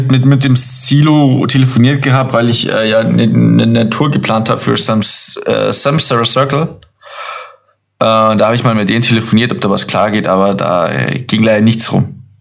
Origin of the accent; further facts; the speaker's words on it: Burghausen, Bavaria, Germany; born there; ich bin in Burghausen geboren, nämlich.